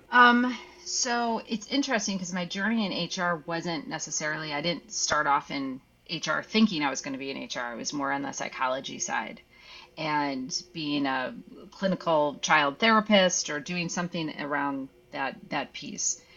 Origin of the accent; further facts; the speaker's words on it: Midwest, United States; now in California, United States; I'm originally from the Midwest